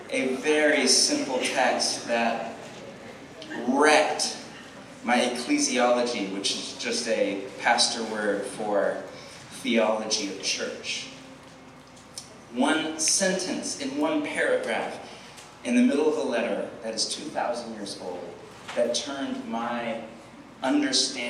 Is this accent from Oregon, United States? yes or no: yes; Portland, Oregon, United States; I'm from Portland, Oregon